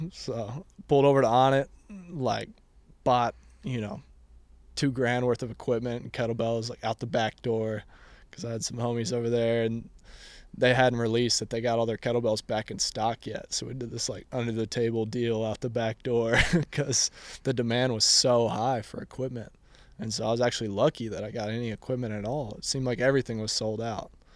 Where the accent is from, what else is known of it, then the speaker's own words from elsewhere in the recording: Austin, Texas, United States; I grew up here in Austin